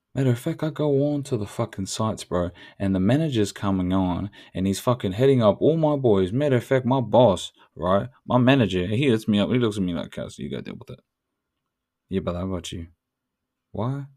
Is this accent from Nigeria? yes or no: no; New Zealand; I'm Tuturu Māori, tikanga Māori.